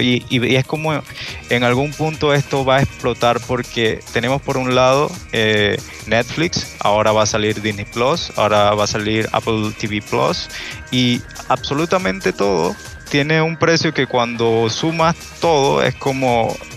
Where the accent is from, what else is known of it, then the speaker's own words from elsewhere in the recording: Chiriquí, Panama; yo soy de Panamá, soy de esta hermosa tierrita. Eh, soy de una provincia que se llama Chiriquí